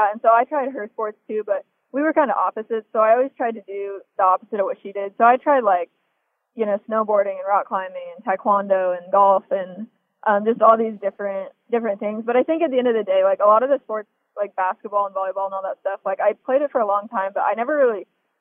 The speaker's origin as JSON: {"language": "English", "town": "Des Moines", "region": "Iowa", "country": "United States", "tie": "born or raised there", "said": "I was born and raised in Des Moines, Iowa"}